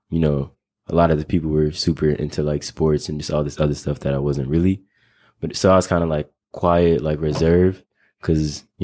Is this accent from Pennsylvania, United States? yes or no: no; Minneapolis, Minnesota, United States; born or raised there